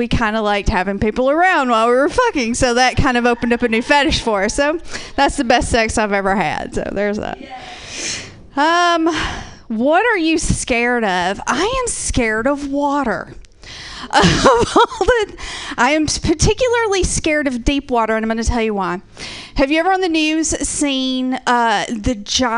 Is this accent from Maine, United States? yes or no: no; Georgia, United States; now in Portland, United States; I'm originally from Georgia